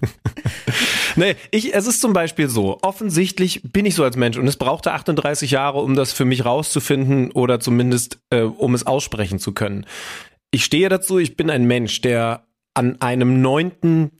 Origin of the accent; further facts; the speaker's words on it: Göttingen, Lower Saxony, Germany; moved away as an adult; now in Hamburg, Germany; in meiner Heimat, Schrägstrich Studentenstadt Göttingen